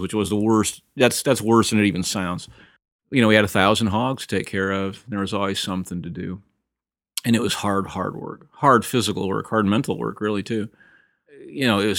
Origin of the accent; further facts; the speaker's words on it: Sheffield, Illinois, United States; now in Nashville, United States; I grew up in the Midwest, Northern Illinois. My dad was a hog farmer. You know, it's been this family for a couple generations. Small town. It was incredible, you know. A place called Sheffield, Illinois.